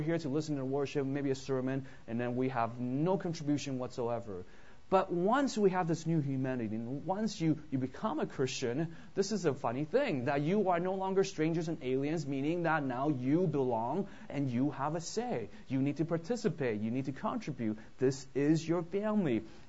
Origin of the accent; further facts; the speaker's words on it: Vancouver, British Columbia, Canada; now in United States; I grew up in Vancouver, so I'm actually a Canadian